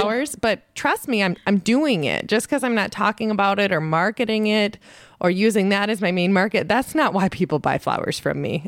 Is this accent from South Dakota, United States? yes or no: yes; South Dakota, United States; moved away; when I grew up in South Dakota